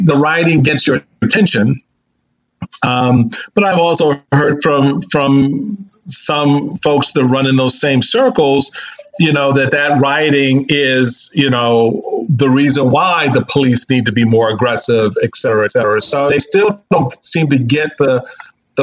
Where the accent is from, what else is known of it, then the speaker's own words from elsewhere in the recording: Washington, District of Columbia, United States; I grew up in Washington, D.C.